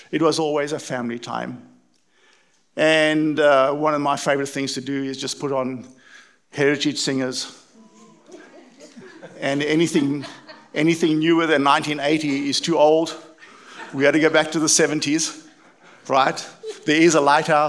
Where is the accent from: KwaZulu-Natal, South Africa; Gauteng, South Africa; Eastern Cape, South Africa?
Eastern Cape, South Africa; East London; moved away; I was brought up in East London in South Africa, for those of you who haven't caught the accent.